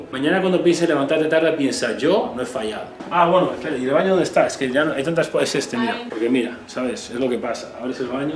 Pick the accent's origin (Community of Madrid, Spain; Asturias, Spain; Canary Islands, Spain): Community of Madrid, Spain; a small town in the north of Madrid; moved away as an adult; also born or lived in Australia; now in Miami, United States; soy un chaval normal de un pequeño municipio del norte de Madrid